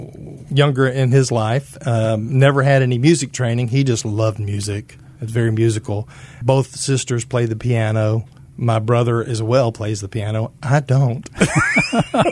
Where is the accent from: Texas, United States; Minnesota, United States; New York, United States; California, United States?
Texas, United States; Tyler; right out of Baylor to come back to Tyler my hometown